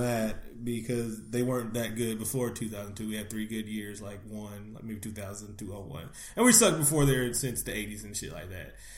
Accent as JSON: {"language": "English", "area": "Bay Area", "region": "California", "country": "United States", "said": "I'm not even from Northern California. I'm from the Bay Area"}